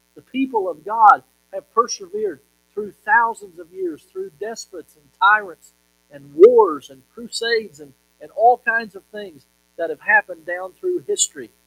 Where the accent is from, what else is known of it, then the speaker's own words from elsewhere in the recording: Monticello, Kentucky, United States; the little town that I grew up in in Monticello, Kentucky